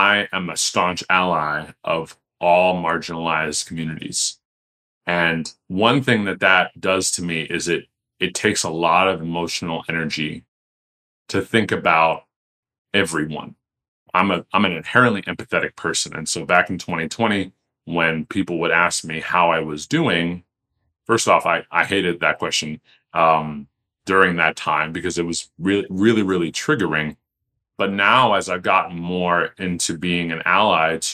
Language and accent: English; Teaneck, New Jersey, United States; My hometown of Teaneck, New Jersey